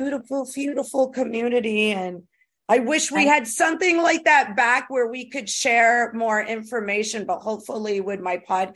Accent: New York, United States; moved away; also born or lived in Texas; I'm the New Yorker

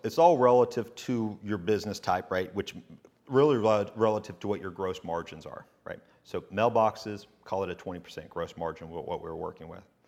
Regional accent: Chattanooga, Tennessee, United States; also born or lived in Hohenwald, Tennessee; I was just born there and then whisked away to, uh, Chattanooga, which is really where I lived as a, when I was born

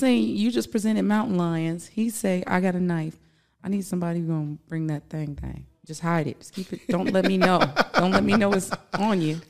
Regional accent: Louisiana, United States; I'm from Louisiana

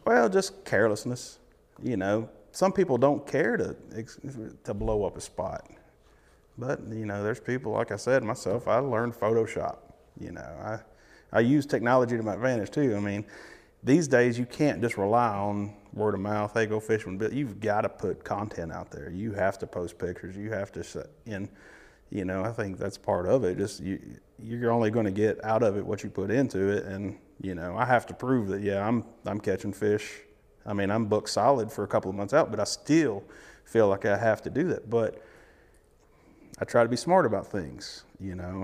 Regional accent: near Bull Run Steam Plant, East Tennessee, United States; I lived, probably grew up ten minutes from there

